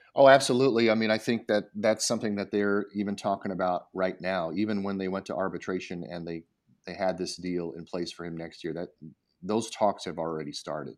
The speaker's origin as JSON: {"language": "English", "region": "Colorado", "country": "United States", "tie": "born or raised there", "moved": "yes", "lives_now": "Washington, D.C., United States", "said": "I grew up in Colorado, my dad was in the Air Force"}